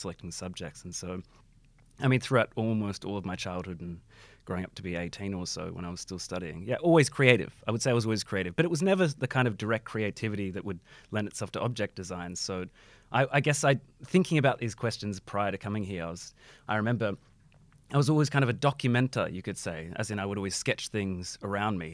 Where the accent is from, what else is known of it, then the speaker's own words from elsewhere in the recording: Bendigo, Victoria, Australia; moved away as an adult; now in Melbourne, Australia; Yeah, so I grew up in Bendigo. So I moved to Melbourne only twelve years ago